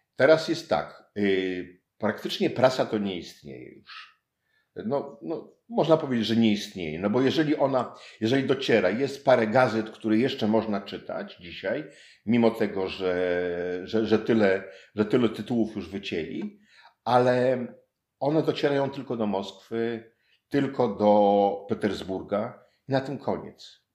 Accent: former East Prussia, Warmian-Masurian Voivodeship, Poland; ja jestem w Olsztynie. Wychowywałem się w byłych Prusach Wschodnich

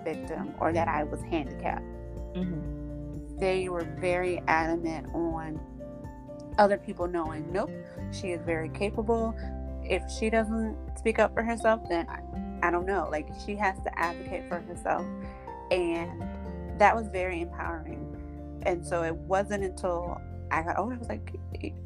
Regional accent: Jacksonville, Florida, United States; Born and raised in Jacksonville, Florida

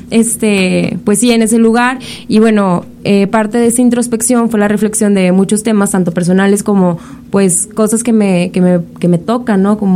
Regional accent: Monterrey, Nuevo León, Mexico; nosotros somos de la ciudad de Monterrey, vengo de Monterrey

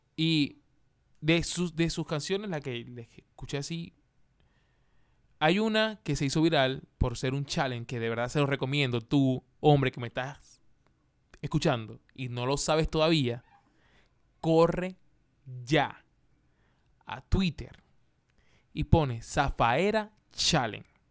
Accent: Maracaibo, Zulia, Venezuela; now in Chile; de Maracaibo, de donde, de donde soy yo

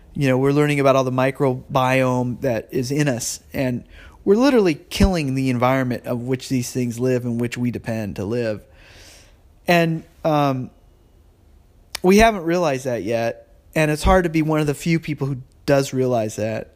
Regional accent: California, United States; I'm a Californian and I'm a, you know, I live in San Jose

